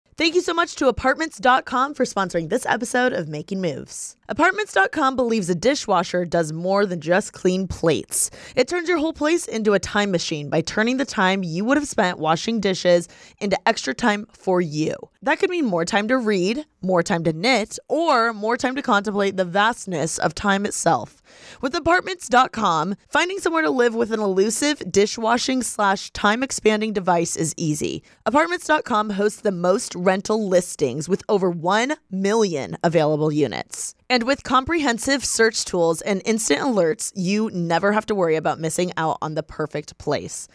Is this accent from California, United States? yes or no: no; Bloomington, Indiana, United States; moved away; I was born and raised in Bloomington, Indiana